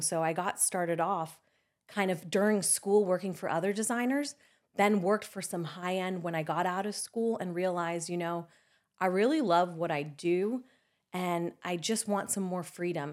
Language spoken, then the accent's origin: English; Spain; now in United States; I was born in Spain